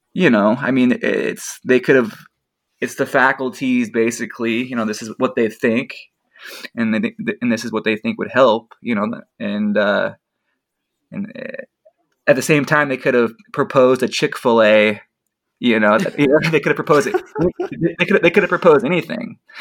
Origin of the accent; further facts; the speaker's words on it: Spokane, Washington, United States; I'm from the Spokane Coeur d'Alene area